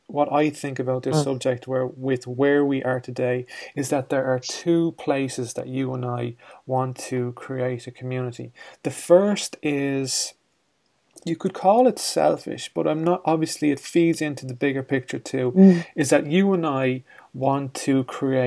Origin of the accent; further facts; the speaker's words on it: Ireland; we're from Ireland here, and I grew up in a community